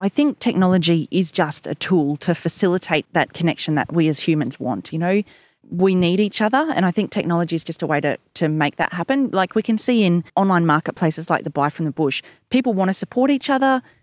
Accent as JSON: {"language": "English", "town": "Warwick", "region": "Queensland", "country": "Australia", "tie": "born or raised there", "also_born_or_lived": "Gold Coast", "said": "I actually am a born and bred local Warwick girl. You know, was raised here, went to school here"}